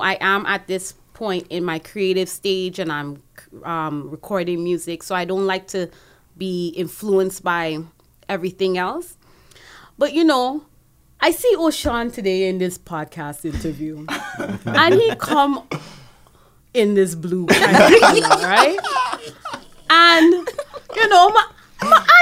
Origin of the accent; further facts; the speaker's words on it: Trinidad & Tobago; now in Toronto, Canada; I'm from Trinidad. When I go back home, I do get the love when I go back home